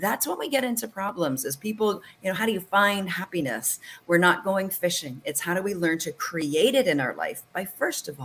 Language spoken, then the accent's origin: English; Canada; I'm from Canada.